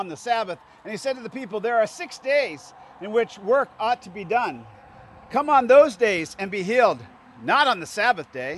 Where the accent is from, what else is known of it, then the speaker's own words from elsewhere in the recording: Indiana and Illinois, Midwest, United States; me and my friends growing up in Indiana and Illinois